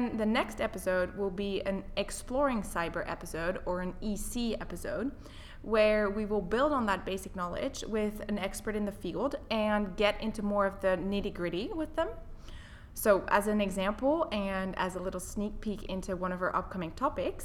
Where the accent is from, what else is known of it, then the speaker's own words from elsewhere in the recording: French-speaking part of Switzerland, Romandy, Switzerland; moved away as an adult; also born or lived in Netherlands; now in United Kingdom; I was born in the Netherlands, which is where my parents are originally from. I grew up in the French-speaking part of Switzerland, though, and then I came to the UK for my university education